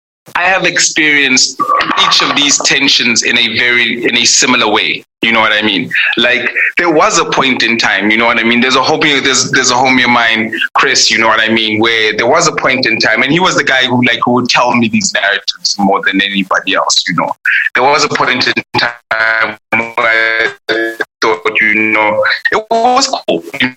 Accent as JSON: {"language": "English", "country": "South Africa", "tie": "born or raised there", "said": "I grew up in a place called Ferhanur."}